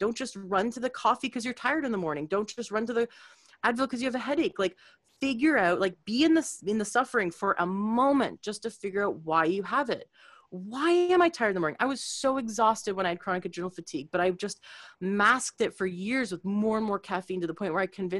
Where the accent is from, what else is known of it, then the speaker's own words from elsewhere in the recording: Canada; now in United States; I was new to the States. I'm from Canada and I live here now for a long time.